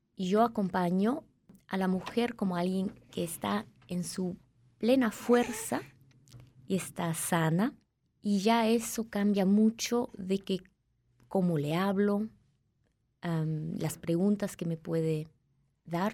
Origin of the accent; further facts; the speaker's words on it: Peru; now in Switzerland; Crecí en Perú, nací en Suiza, pero Luego crecí en Perú